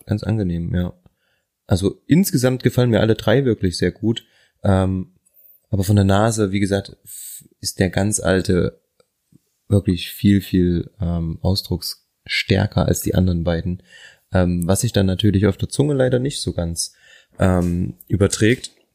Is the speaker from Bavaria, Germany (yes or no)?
no; Thuringia, Germany; Ich komme aus Thüringen. Meine Eltern haben Anfang der 2000er ein Haus gebaut und natürlich hatten wir im Keller auch einen Partyraum.